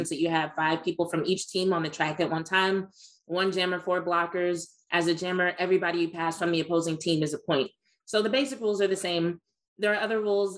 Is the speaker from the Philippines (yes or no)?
no; Southern Louisiana, United States; growing up in Southern Louisiana